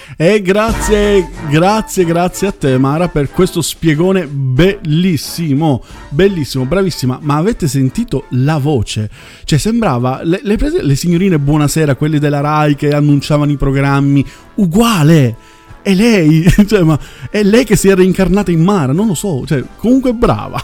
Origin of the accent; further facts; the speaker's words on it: Southern Italy, Italy; parlo io d- da terrone